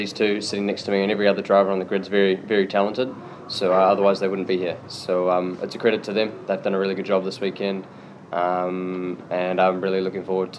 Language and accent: English; New Zealand; As a Kiwi, I've always wanted to win it